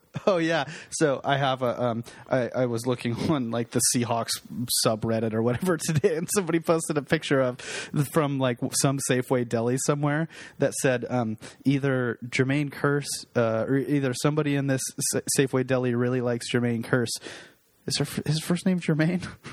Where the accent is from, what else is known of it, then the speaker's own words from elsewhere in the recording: Seattle, Washington, United States; we're from Seattle